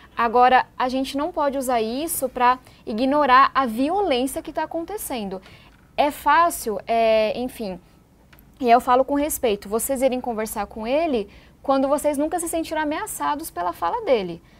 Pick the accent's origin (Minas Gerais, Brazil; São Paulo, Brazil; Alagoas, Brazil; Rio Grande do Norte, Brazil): São Paulo, Brazil; Eu venho da periferia de São Paulo